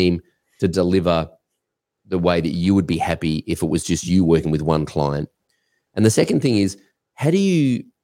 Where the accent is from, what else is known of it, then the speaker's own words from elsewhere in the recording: Australia; I'm an Australian